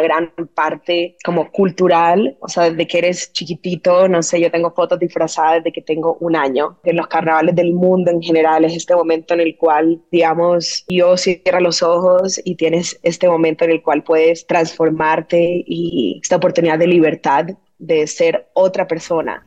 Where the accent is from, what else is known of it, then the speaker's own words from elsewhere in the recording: Barranquilla, Atlántico, Colombia; Crecí, digamos, toda mi niñez en el Caribe colombiano, en Barranquilla